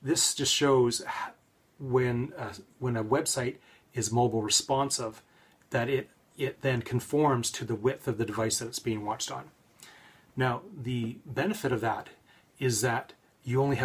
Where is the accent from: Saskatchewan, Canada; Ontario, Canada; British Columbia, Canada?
British Columbia, Canada; Victoria; born or raised there